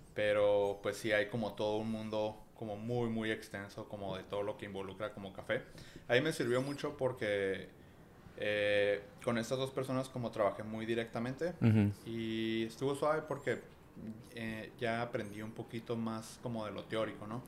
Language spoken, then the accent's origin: Spanish; Tijuana, Baja California, Mexico; Sí, soy de aquí de Tijuana y pues aquí he vivido toda la vida